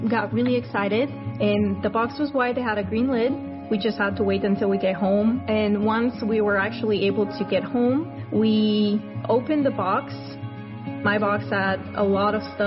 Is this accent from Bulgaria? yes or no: yes; Bulgaria; born and raised in Bulgaria. Living in my country was really difficult.